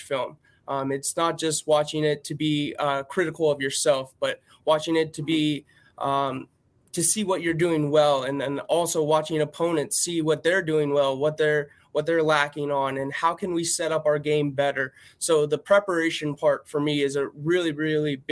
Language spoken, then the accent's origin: English; Erie, Pennsylvania, United States; moved away as an adult; also born or lived in Missouri; I grew up right up near Erie, PA